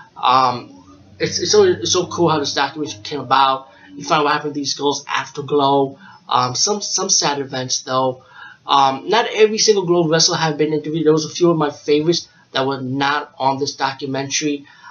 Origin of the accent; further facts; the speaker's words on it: New York, United States; I'm from New York